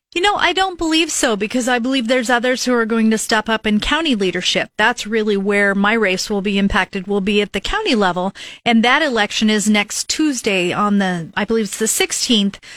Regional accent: Lincoln, Nebraska, United States; I grew up here in Northeast Lincoln

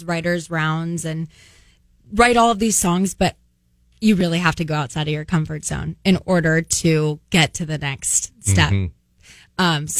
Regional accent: Templeton, California, United States; moved away as an adult; now in Nashville, United States; I grew up in Templeton, and you know, the FFA

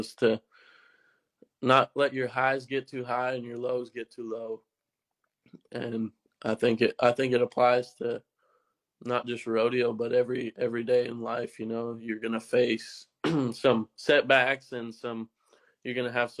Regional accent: Stettler, Alberta, Canada; my hometown, Stettler, Alberta

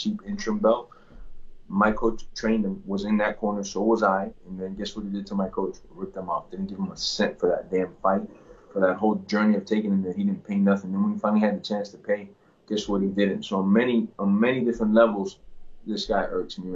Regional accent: Miami, Florida, United States; I'm from Dade County, I'm from Miami

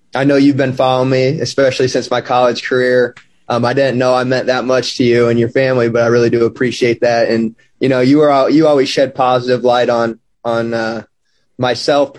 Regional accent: Omaha, Nebraska, United States; moved away as an adult; also born or lived in Lincoln, Nebraska / Vermillion, South Dakota; now in Hawaii, United States; I spent 18 years of my life growing up in Omaha

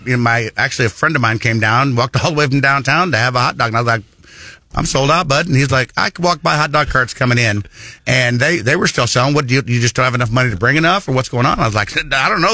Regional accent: Missouri, United States; also born or lived in northern Iowa; I was born in northern Iowa. Uh, orphaned as a young child, um, went through a few foster homes, ended up moving here to Missouri when I was nine years old with an uncle

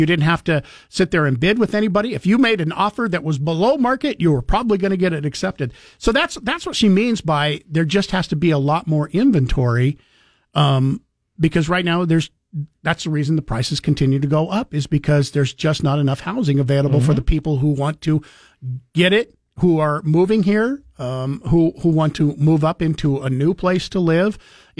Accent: California, United States; Growing up in Silicon Valley, I watched all the farm and ranch land being paved over from the time the housing market prices began to explode.

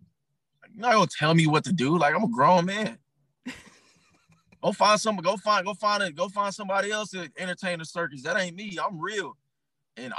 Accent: Arkansas, United States; moved away as an adult; now in Atlanta, United States; I'm from Arkansas. I dealt with racism my whole life. I thought that shit was normal till I moved to Atlanta.

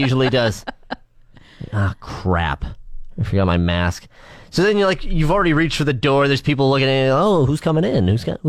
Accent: Canada; We're the best introverted country in the world.

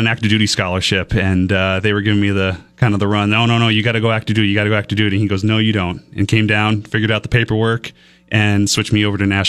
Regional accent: Milton, Vermont, United States; So from Milton, Vermont.

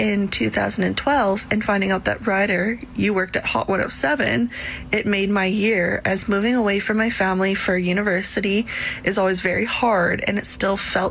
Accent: Saskatoon, Saskatchewan, Canada; moved away as an adult; I grew up in Saskatoon

